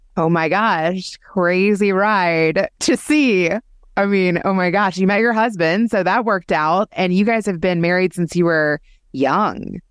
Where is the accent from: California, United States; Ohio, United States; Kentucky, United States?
Kentucky, United States; I grew up in Kentucky